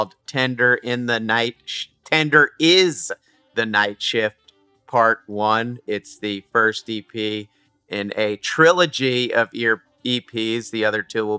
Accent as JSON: {"language": "English", "region": "New Jersey", "country": "United States", "said": "I'm from New Jersey"}